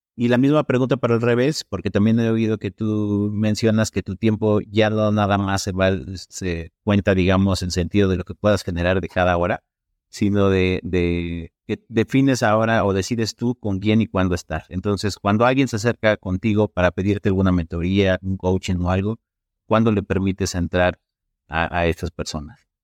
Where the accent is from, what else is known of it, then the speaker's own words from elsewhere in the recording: State of Mexico, Mexico; Soy del Estado de México, pero estoy trabajando en el DF.